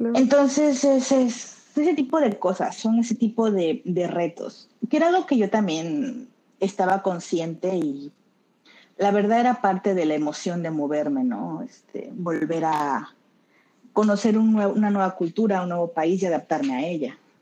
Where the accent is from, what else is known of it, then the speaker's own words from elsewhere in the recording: Tabasco, Mexico; also born or lived in Mexico City; now in Barcelona, Spain; yo soy de Tabasco, pero vivía en Ciudad de México, ahí empecé a estudiar, ahí trabajaba.